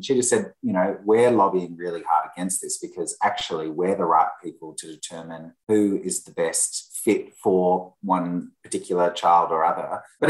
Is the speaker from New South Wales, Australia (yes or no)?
no; Melbourne, Victoria, Australia; I'm the Australian one, Melbourne born and bred.